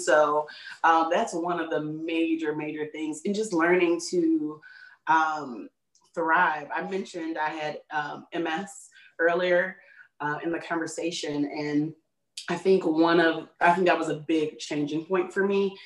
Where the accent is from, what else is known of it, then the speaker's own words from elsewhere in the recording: Chicago, Illinois, United States; I was born and raised in Chicagoland area, which is the greatest city in the world.